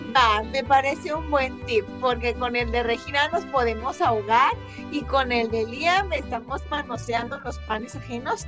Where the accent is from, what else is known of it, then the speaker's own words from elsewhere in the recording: Mexico; encanta de ser mexicana